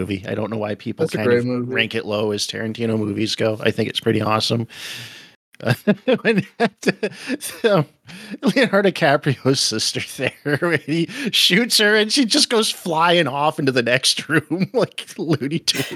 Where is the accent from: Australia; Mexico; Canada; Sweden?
Canada; I'm Canadian too